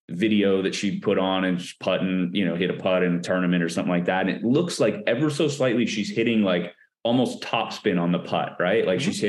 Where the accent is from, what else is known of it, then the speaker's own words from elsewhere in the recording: Minnesota, United States; born there; I was born in Minnesota and my mom, we had a basement.